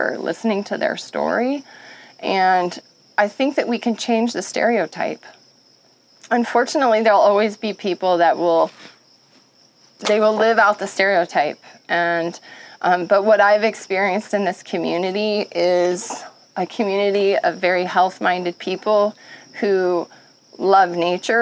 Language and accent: English; Montana, United States; growing up in Montana